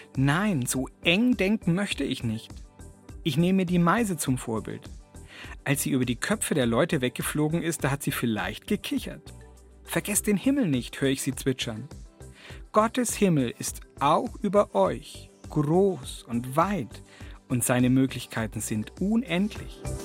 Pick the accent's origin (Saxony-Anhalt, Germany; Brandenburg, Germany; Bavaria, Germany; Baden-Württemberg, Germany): Bavaria, Germany; Kempten; bei uns in Kempten